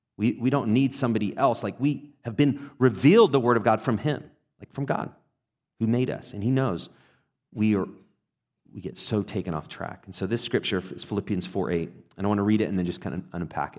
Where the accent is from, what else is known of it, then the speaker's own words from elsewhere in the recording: England, United Kingdom; now in United States; I grew up in England